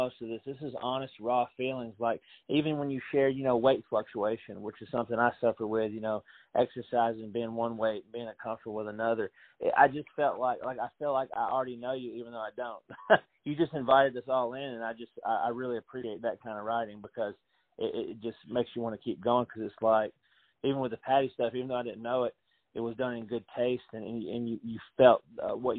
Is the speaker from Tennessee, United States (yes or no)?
yes; Franklin, Tennessee, United States; I live here in Middle Tennessee. I'm from the Franklin, Tennessee area